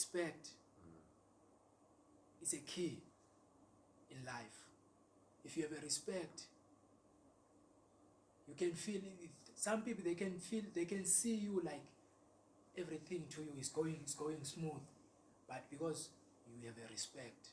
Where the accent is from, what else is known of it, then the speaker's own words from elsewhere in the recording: Eastern Cape, South Africa; I'm from Eastern Cape